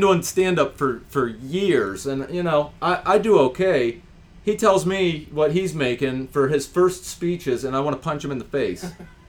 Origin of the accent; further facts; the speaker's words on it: Ohio, United States; I grew up in Ohio